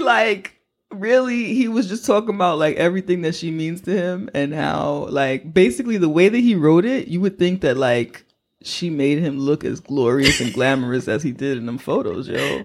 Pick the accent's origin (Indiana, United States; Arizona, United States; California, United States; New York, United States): New York, United States; I'm a New Yorker